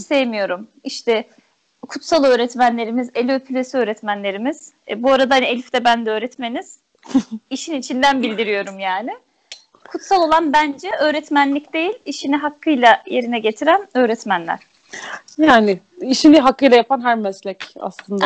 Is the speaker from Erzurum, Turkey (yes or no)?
yes; Erzurum, Turkey; moved away as an adult; also born or lived in Ankara; ben Erzurumluyum. E, ilkokul öğretmenim de Erzurum'daydı.